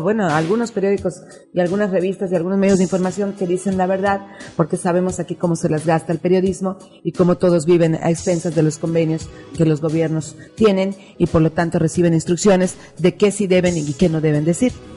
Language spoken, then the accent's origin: Spanish; Mexico; also born or lived in Mexico City / Quintana Roo